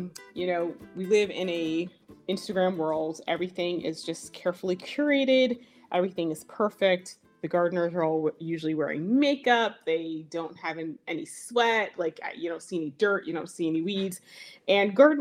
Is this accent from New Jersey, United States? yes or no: yes; Burlington County, New Jersey, United States; I am from Burlington County, New Jersey. That's where I garden